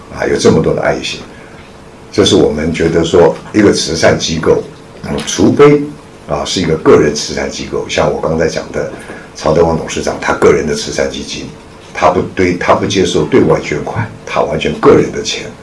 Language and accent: Chinese; Taiwan; moved away as an adult; now in Shanghai, China; 我是在上海出生的，在解放前上海出生的。然后解放前呢，就随着父母亲到台湾去。那那个时候我只有一岁，所以对上海完全没有印象。那么， 就一直在上，在台湾，啊，生长、受教育，一直到一九八七年